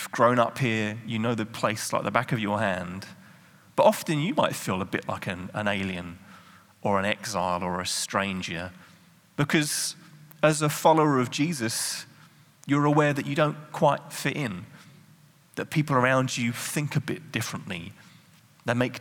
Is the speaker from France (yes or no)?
no; England, United Kingdom; moved away as an adult; now in Netherlands; I'm not Dutch. I'm English.